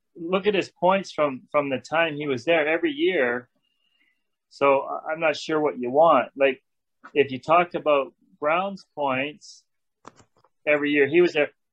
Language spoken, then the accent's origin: English; Canada; moved away as an adult; also born or lived in Los Angeles / Edmonton; my whole time in LA as a Canadian boy